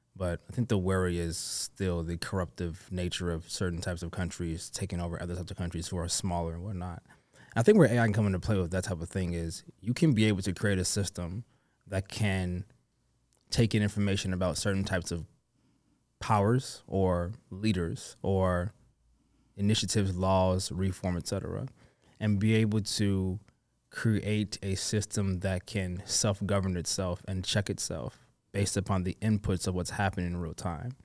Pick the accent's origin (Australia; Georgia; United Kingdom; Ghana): United Kingdom; London; I was born in London, mm. but my mm. family is from Nigeria.